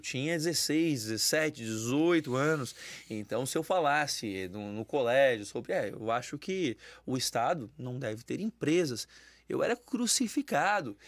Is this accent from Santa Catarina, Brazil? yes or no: yes; São José, Santa Catarina, Brazil; Eu sou de São José, na verdade, cidade ao lado